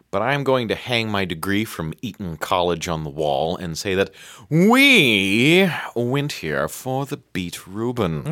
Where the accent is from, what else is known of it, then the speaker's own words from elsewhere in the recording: United States; I'm American